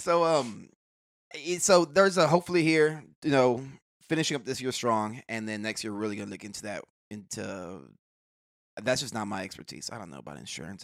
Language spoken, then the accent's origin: English; Houston, Texas, United States; also born or lived in Clear Lake, Houston; born and raised in Houston. I lived out in the Gulfgate area till about, um, sixth grade. Sixth grade, we moved out to Clear Lake